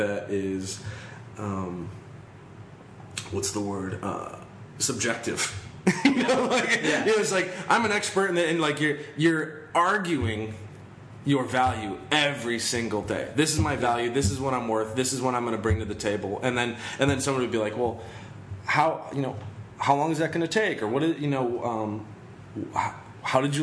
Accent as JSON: {"language": "English", "region": "Michigan", "country": "United States", "moved": "yes", "said": "I'm originally from Michigan, and it's, like, in a small town"}